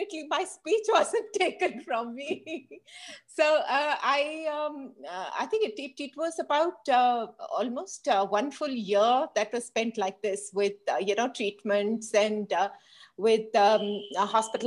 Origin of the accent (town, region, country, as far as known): Hyderabad, Telangana, India; born or raised there